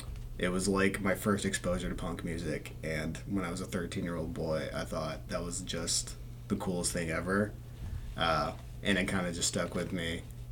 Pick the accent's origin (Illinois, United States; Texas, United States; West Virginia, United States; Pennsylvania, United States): Texas, United States; McKinney; From McKinney, Texas.